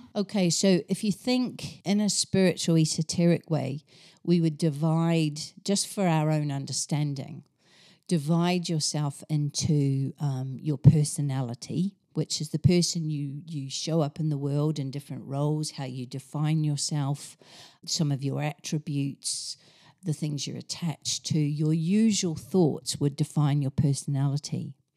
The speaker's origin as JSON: {"language": "English", "country": "New Zealand", "tie": "born or raised there", "moved": "as an adult", "lives_now": "England", "said": "I grew up in New Zealand in a small town, went off to university, on the other island in New Zealand"}